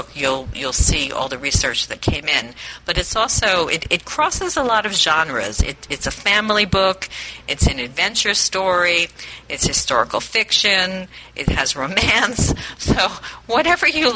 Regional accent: New York, United States; I grew up in New York

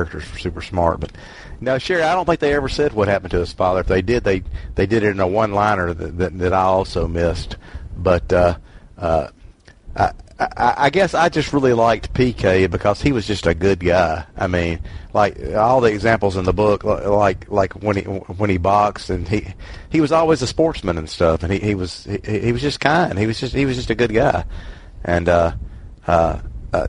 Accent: Mississippi, United States; I'm from Mississippi

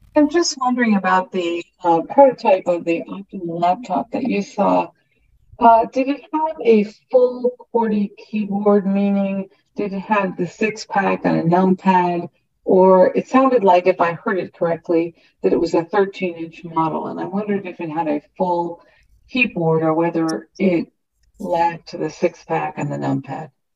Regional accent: New England, United States; I'm from New England

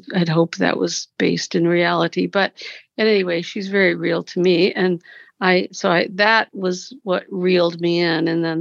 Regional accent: Cincinnati, Ohio, United States; I'm from Cincinnati

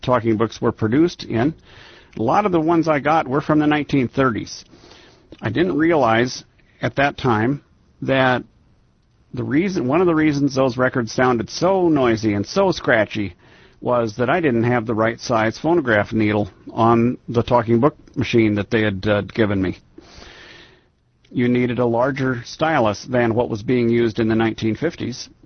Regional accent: Iowa, United States; now in Washington, D.C. area, United States; I grew up in Iowa

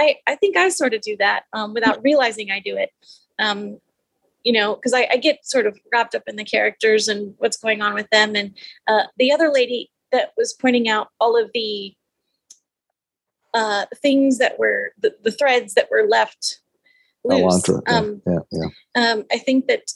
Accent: Texas, United States; I'm from Texas

